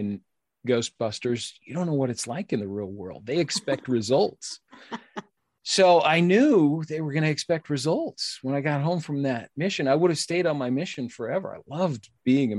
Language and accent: English; United States; I've just always had this intense pride of being American